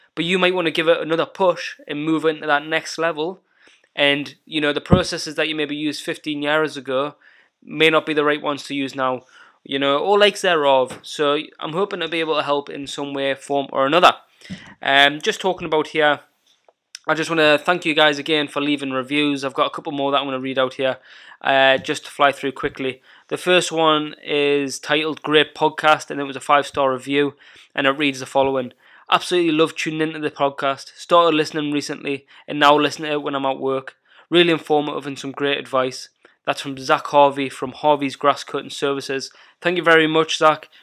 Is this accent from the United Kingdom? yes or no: yes; Northumberland, North East England, United Kingdom; also born or lived in North of Scotland; my hometown where I was brought up in Northumberland